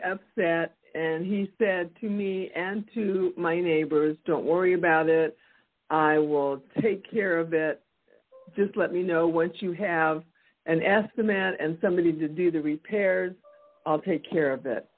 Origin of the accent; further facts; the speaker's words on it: Texas, United States; I'm from Texas